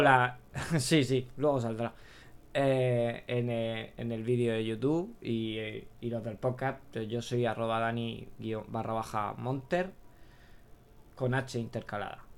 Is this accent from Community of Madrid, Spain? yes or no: no; Region of Murcia, Spain; como somos los murcianos